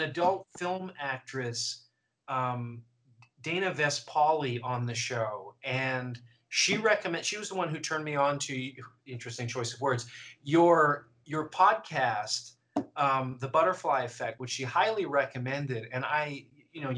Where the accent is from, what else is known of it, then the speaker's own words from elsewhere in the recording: Vancouver, British Columbia, Canada; moved away; also born or lived in New York; I come from Vancouver, which in my mind, like, it consistently is ranked as one of the most livable cities in the world